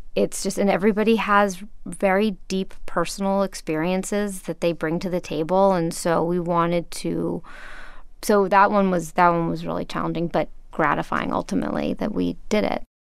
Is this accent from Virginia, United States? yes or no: no; Los Angeles, California, United States; I'm from here, actually